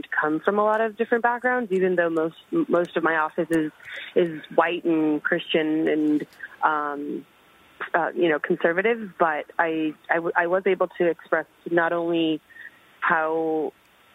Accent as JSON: {"language": "English", "country": "Puerto Rico", "also_born_or_lived": "East Coast", "moved": "yes", "lives_now": "Austin, United States", "said": "I'm originally from Puerto Rico"}